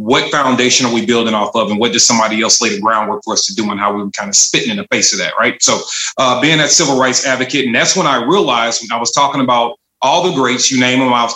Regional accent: St. Louis, Missouri, United States; I am from St. Louis, Missouri, from the northern sector. So the north side of St. Louis, Walnut Park is the hood I represent.

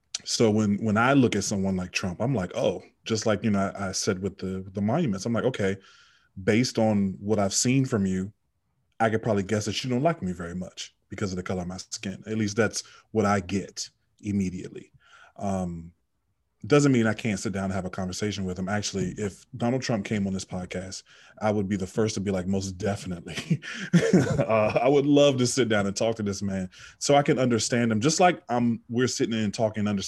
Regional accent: Richmond, Virginia, United States; also born or lived in Washington, D.C.; I moved to Richmond when I was still pretty young. I went to elementary school

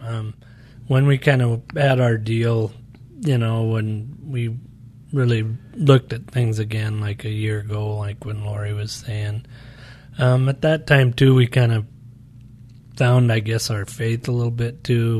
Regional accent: Montana, United States; moved away as an adult; now in Phoenix, United States; we're from Montana

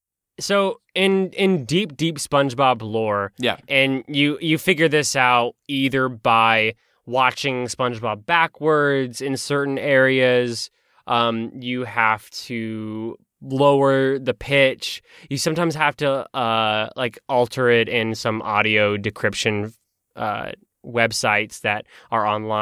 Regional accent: Texas, United States; accent: South Texas country; I'll say it in my country accent. It's my South Texas country accent.

